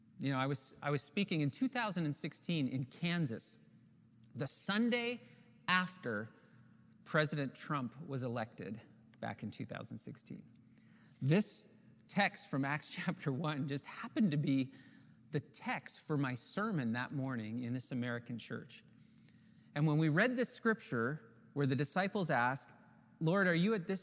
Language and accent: English; Ontario, Canada; we're from Ontario